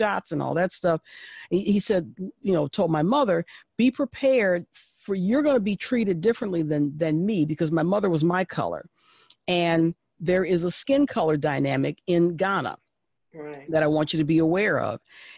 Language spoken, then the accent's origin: English; United States; I am an American